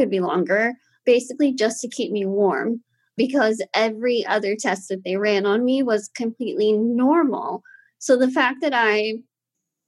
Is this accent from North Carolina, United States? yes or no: no; Austin, Texas, United States; I was born and raised here in Austin.